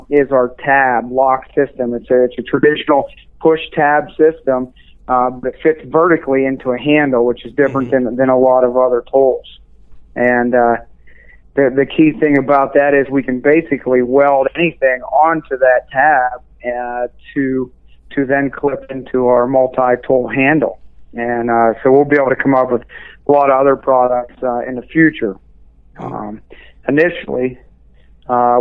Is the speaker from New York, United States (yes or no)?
no; Western Pennsylvania, United States; also born or lived in Wyoming / Alaska; I'm from Pennsylvania. I grew up in Western Pennsylvania